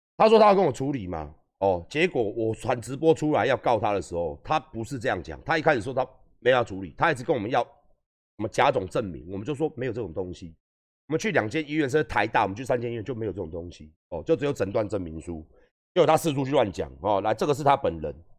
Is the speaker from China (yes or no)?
no; northern Taiwan, Taiwan; 因为我也是北部人